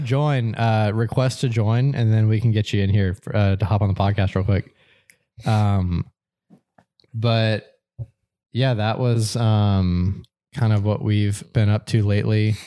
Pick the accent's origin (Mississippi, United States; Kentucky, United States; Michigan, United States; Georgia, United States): Georgia, United States; moved away; I grew up down in Georgia and my par-, parents still live there